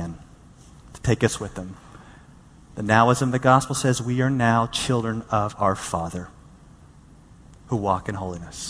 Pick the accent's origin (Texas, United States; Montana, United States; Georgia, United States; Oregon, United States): Texas, United States; Dallas; growing up in Dallas, Texas